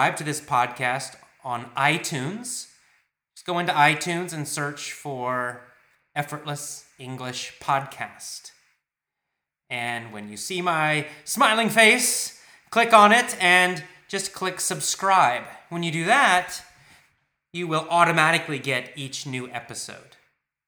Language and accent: English; United States; I'm American